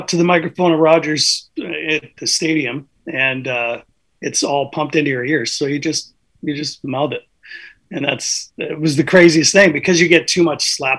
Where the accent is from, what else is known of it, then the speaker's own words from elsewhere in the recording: Vancouver, British Columbia, Canada; also born or lived in Kelowna; now in Nanaimo, Canada; But I lived in Vancouver, in the Vancouver area, kind of born and raised there, more or less.